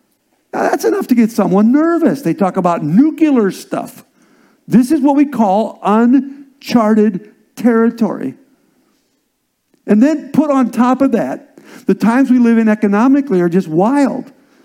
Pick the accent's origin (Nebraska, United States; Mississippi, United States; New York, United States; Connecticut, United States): Nebraska, United States; also born or lived in Indiana / South Dakota / Iowa; Actually, was born in Indiana, went to South Dakota with my father, who was a pastor, and then Iowa. And then really, I'm a Cornhusker by heart. I'm a Nebraska kid